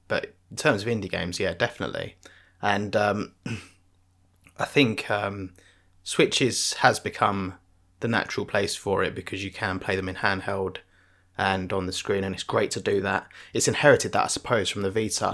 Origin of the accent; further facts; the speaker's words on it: United Kingdom; I'm British